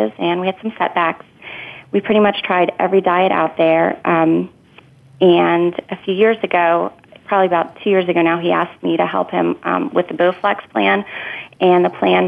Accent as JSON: {"language": "English", "region": "Northern Virginia", "country": "United States", "tie": "born or raised there", "said": "I was born and raised in Northern Virginia"}